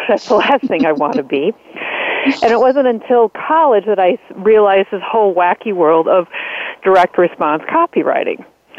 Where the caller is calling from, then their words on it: Arizona, United States; I'm calling from Arizona.